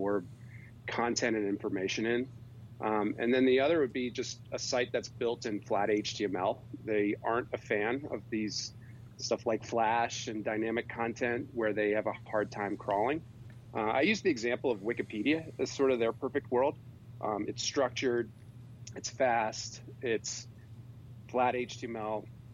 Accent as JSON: {"language": "English", "region": "East Coast", "country": "United States", "tie": "born or raised there", "moved": "as an adult", "lives_now": "Utah, United States", "said": "I grew up on the East Coast, but was a skier and fell in love with the West. And so after college, I moved to Utah"}